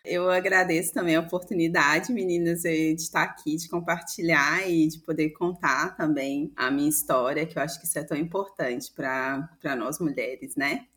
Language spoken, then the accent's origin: Portuguese; Belo Horizonte, Minas Gerais, Brazil; eu cresci num bairro periférico de Belo Horizonte, que é o bairro Serra Verde, Passei toda a minha infância e adolescência lá nesse bairro, em BH.